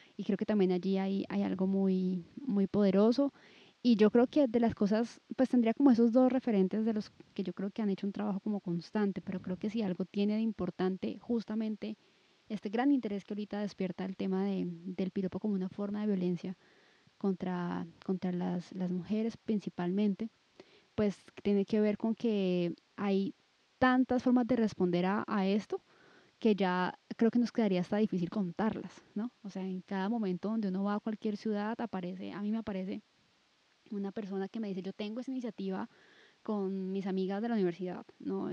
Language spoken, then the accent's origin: Spanish; Cali, Valle del Cauca, Colombia; Pues yo soy de Cali, viví en Cali muchísimo tiempo, luego me fui, pero luego regresé también